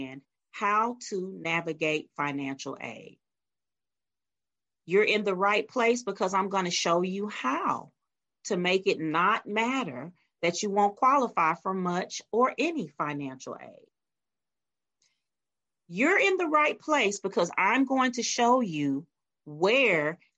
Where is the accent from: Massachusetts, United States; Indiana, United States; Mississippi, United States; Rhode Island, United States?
Mississippi, United States; Meridian; moved away; I was born and raised in Meridian, Mississippi